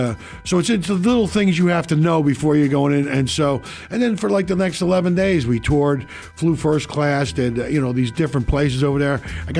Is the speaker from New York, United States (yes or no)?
no; Philadelphia, Pennsylvania, United States; moved away; my hometown paper did a big piece on me. My whole family, everybody I grew up with in Philly came.